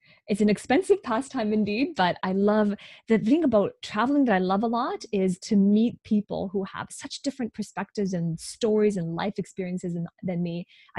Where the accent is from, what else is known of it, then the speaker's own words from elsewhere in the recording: Hong Kong; now in Vancouver, Canada; So originally I'm from Hong Kong. My parents are immigrants from Hong Kong.